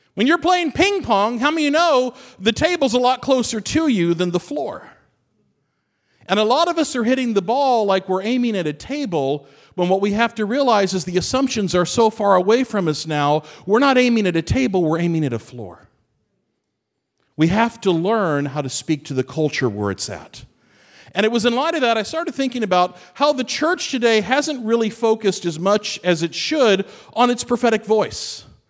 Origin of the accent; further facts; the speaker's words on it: Fort Knox, Kentucky, United States; moved away; I grew up Fort Knox, Kentucky. It's my hometown.